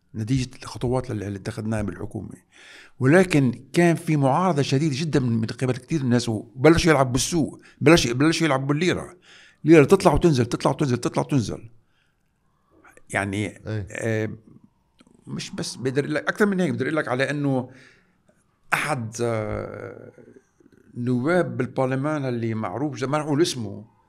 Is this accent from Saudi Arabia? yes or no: no; Lebanon; نحن كلبنانيين